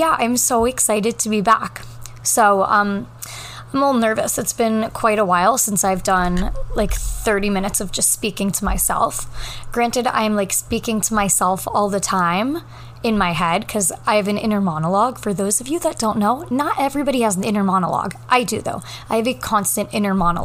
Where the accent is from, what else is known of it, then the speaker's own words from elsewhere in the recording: Southern New Hampshire, United States; now in New York City, United States; I am from Southern New Hampshire, like border of Massachusetts